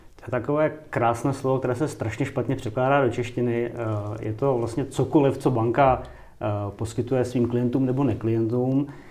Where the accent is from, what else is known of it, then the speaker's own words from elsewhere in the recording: Kladno, Central Bohemian Region, Czechia; já jsem třeba z Kladna, jako původem pocházím